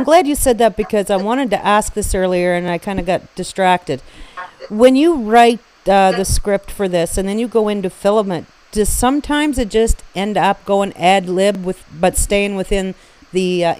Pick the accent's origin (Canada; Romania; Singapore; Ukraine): Canada; the Maritimes; I'm from the Maritimes.